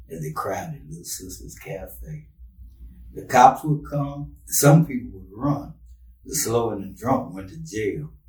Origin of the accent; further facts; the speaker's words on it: Brenham, Texas, United States; growing up in Brenham uh, as a child and as an adult.